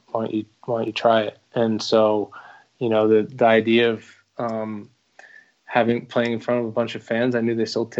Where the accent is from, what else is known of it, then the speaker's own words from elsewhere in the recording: Philadelphia, Pennsylvania, United States; moved away; I'm from Philadelphia